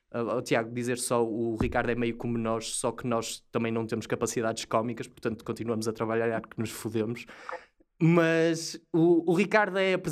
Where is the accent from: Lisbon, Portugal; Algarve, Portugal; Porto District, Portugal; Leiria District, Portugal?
Leiria District, Portugal; Marrazes; eu sou de, de Marrazes, é no distrito de Leiria